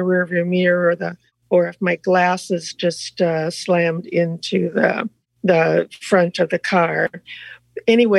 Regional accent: northwest Iowa, United States; I grew up in Iowa, in northwest Iowa, close to the South Dakota-Minnesota border

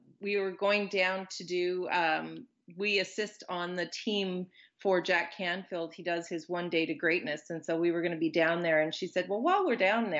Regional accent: Consort, Alberta, Canada; my hometown, which is small town Consort, Alberta

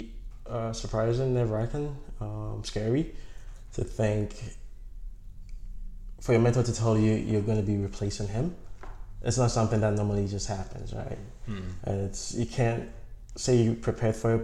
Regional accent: Ghana; moved away as an adult; also born or lived in Toronto, Canada; now in Canada; I'm from Ghana. I came to Canada to study public admin and justice studies at York University

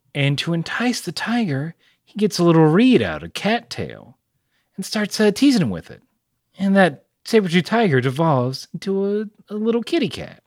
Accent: the South, United States; I'm from the South

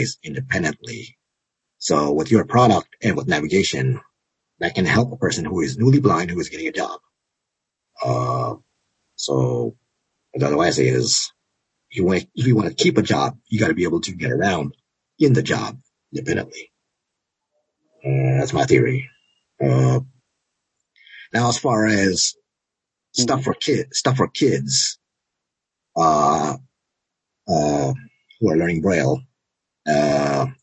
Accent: New York, United States; moved away; I'm also from New York. Well, I was born there.

